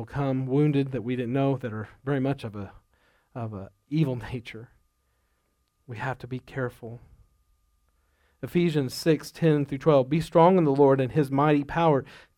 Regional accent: Duncan, Oklahoma, United States; I think about growing up in Duncan, Oklahoma.

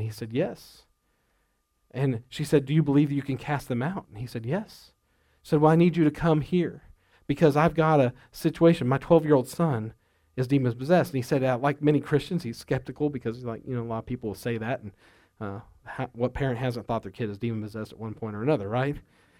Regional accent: Duncan, Oklahoma, United States; I think about growing up in Duncan, Oklahoma.

